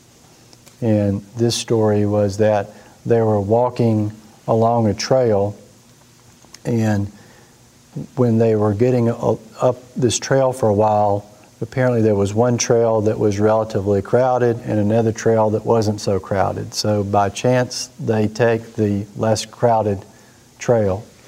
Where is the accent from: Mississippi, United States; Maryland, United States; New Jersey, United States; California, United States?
Mississippi, United States; we grew up in Mississippi